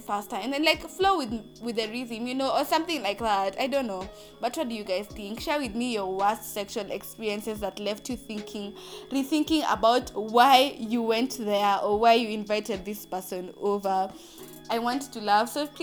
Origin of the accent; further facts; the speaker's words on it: Athi River, Machakos County, Kenya; I'm from Athi River